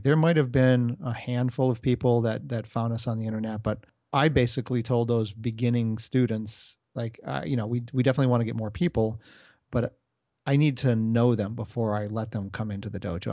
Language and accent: English; United States; I was brought up here in America.